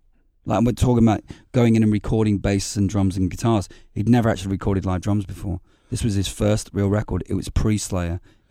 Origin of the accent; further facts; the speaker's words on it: Liverpool, North West England, United Kingdom; also born or lived in Glasgow, Scotland / Hamilton; I grew up in Liverpool and Glasgow and Hamilton. It's a steel city.